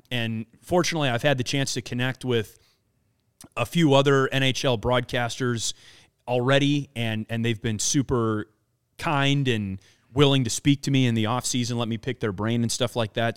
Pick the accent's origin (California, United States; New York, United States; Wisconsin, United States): Wisconsin, United States; now in Chicago, United States; I grew up in Wisconsin, grew up a, uh, a big Milwaukee Brewers fan